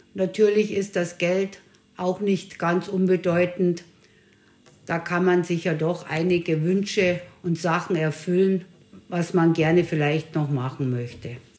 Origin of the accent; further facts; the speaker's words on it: Bavaria, Germany; bin aus Bayern